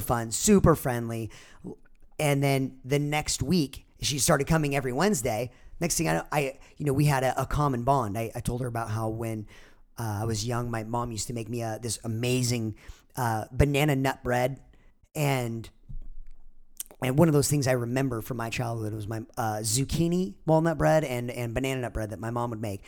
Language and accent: English; Orange County, California, United States; growing up in Orange County